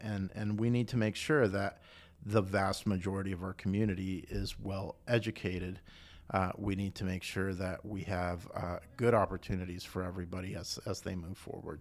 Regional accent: Costa Rica; moved away as an adult; also born or lived in South Carolina, United States / Austin, Texas, United States; now in Chattanooga, United States; I was born in Costa Rica

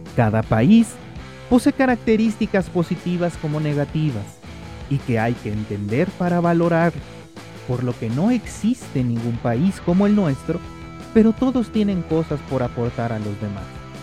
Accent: Mexico

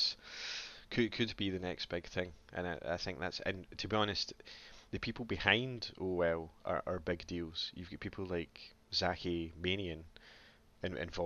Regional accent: Scotland, United Kingdom; being Scottish

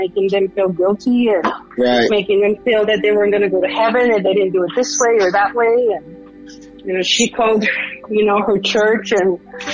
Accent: Los Angeles, California, United States; moved away as an adult; now in Colorado, United States; I'm a Latina from Los Angeles, California. And I come from Mexican parents. And I moved to Colorado in 92

